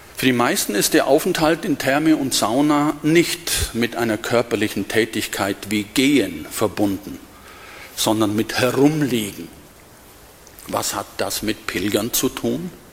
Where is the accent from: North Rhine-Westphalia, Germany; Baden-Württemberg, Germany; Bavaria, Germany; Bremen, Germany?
Bavaria, Germany; Diocese of Augsburg; moved away as an adult; now in Berlin, Germany; ich stamme aus dem Bistum Augsburg und bin hier aufgewachsen